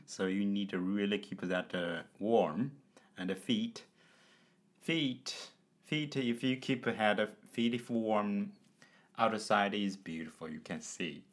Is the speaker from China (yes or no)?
yes; China; from China.